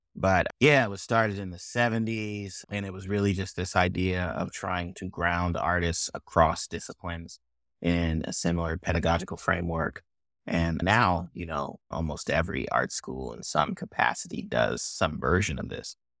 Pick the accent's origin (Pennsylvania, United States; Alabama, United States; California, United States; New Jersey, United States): California, United States; Oakland; also born or lived in Chicago; now in Kansas City, United States; I grew up in Oakland in the tail end of the early two thousands